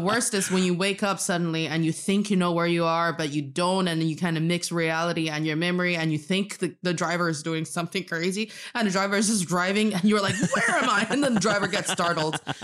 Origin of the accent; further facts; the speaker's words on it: Northeast China, China; now in Beijing, China; I am from the northeast part of China, and I'm speaking to you today from Beijing